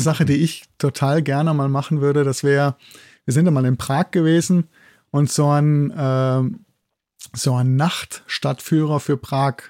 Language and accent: German; Germany; moved away as an adult; also born or lived in Bochum; now in Innsbruck, Austria; ich komme aus Deutschland